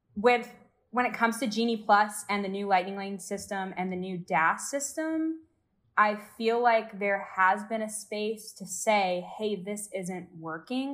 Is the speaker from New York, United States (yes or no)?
no; Georgia, United States; moved away as an adult; now in Orlando, United States; I'm from Georgia